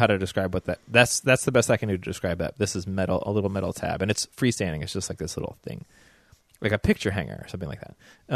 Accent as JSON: {"language": "English", "region": "the South", "country": "United States", "tie": "born or raised there", "accent": "southern", "said": "my growing up in the South"}